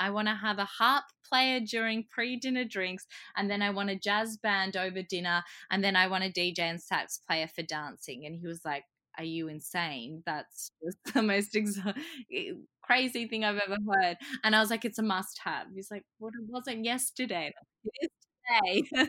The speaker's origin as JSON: {"language": "English", "country": "Croatia", "said": "I'm originally from Croatia and a lot of my family couldn't make it over for the wedding."}